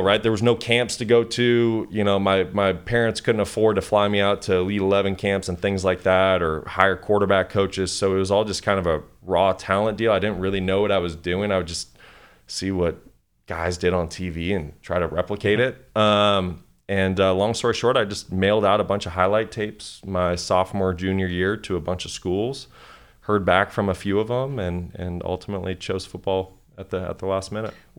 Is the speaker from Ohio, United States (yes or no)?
no; Kalispell, Montana, United States; moved away; grew up in Kalispell, Montana, um, very small town